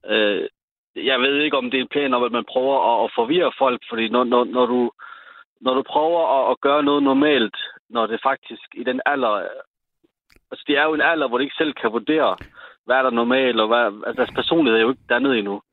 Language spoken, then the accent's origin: Danish; Sønderborg, Southern Denmark, Denmark; i Sønderborg, hvor jeg er fra